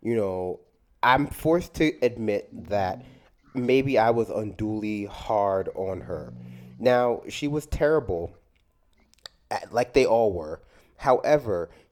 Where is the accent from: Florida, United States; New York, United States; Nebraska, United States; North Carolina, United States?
New York, United States; I'm from New York